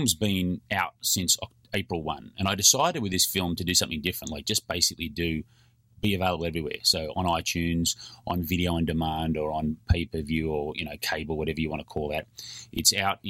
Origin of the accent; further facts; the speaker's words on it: Australia; I'm an Australian.